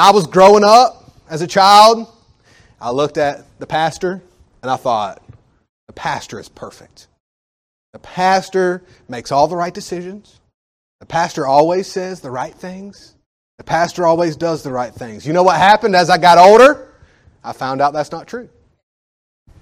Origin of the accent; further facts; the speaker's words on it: United States; as an American. And I'm not even a rich American